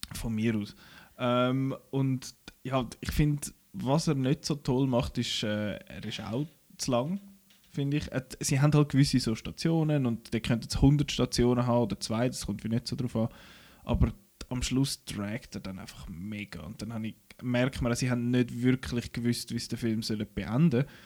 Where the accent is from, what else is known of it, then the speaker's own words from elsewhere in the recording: Switzerland; bei uns in der Schweiz